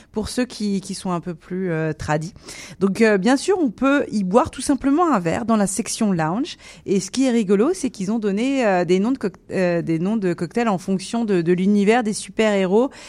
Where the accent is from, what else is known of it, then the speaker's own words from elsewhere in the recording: Grand Est, France; je suis de la Marne aussi, donc je suis du département 51.